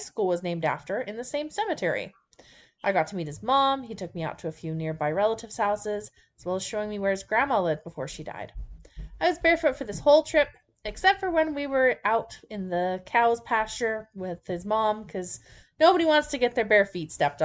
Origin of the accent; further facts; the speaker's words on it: Cardston, Alberta, Canada; now in Edmonton, Canada; my hometown of Cardston